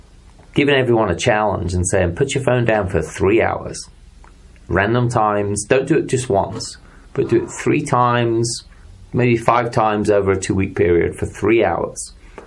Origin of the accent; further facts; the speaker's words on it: England, United Kingdom; moved away; back in England when I used to go play cricket